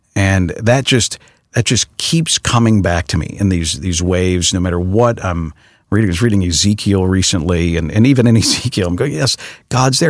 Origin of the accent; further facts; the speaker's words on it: Chicago, Illinois, United States; my hometown that I know so well